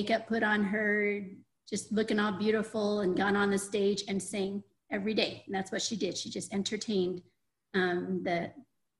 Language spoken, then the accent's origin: English; Cambodia; I was born in Cambodia just a few months before Cambodia was taken over by the Khmer